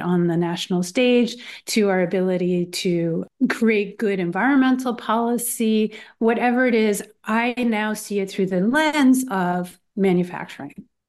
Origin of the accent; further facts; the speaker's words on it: Philadelphia, Pennsylvania, United States; I'm from Philadelphia.